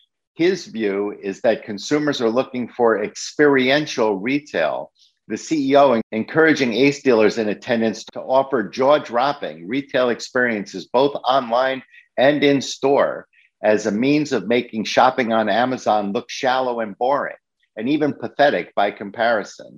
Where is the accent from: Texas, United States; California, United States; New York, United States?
New York, United States; New York City; the store that I grew up in the Bronx